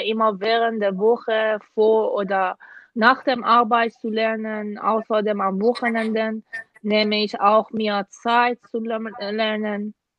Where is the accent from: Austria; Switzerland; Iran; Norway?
Iran; German is a second language; moved away as an adult; now in Germany; komme aus dem Iran und seit dem Jahr 2016 bin ich äh, wegen meines Masterstudiums in Deutschland